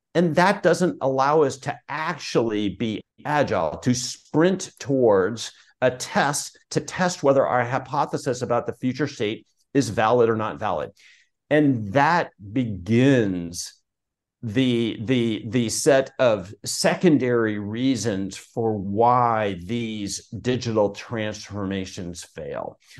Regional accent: Portland, Oregon, United States; I grew up in Portland, Oregon

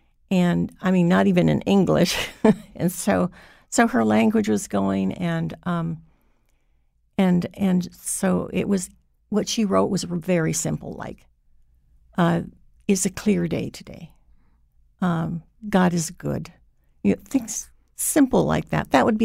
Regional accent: Hawaii, United States; Because I wasn't raised in Mohegan. I was raised in Hawaii. My mother was Mohegan. My father was Hawaiian.

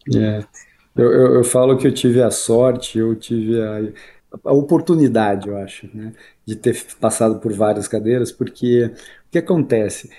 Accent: Curitiba, Paraná, Brazil; moved away as an adult; sou de Curitiba, né? Morei lá até os 28, 29 anos

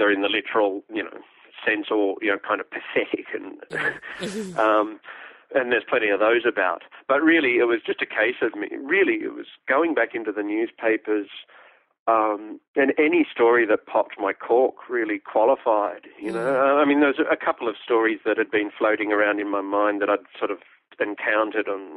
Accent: Australia; Australian history, I was really bored by it at school

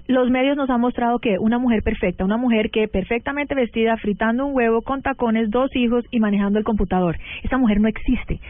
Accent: United States; yo crecí en Estados Unidos

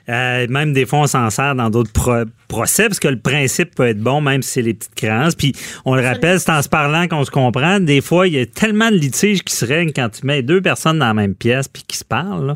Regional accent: Quebec City, Quebec, Canada; je suis de Québec

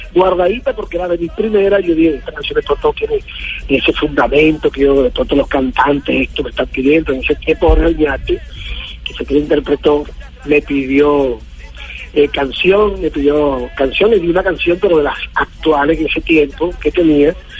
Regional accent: Patillal, Cesar, Colombia; va a ser en mi tierra patillalera

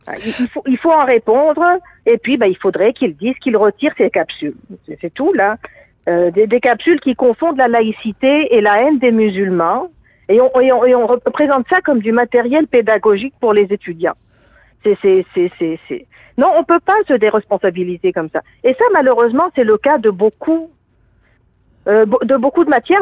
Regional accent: Tunisia; now in Quebec, Canada; je suis d'origine tunisienne

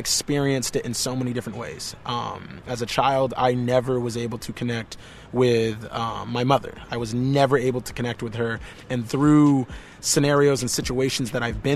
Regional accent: Vermont, United States; also born or lived in the South; Growing up in Vermont had its own hardships

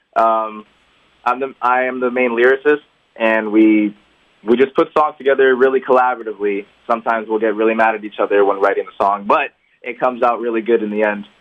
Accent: Homestead, Florida, United States; We're actually from Homestead

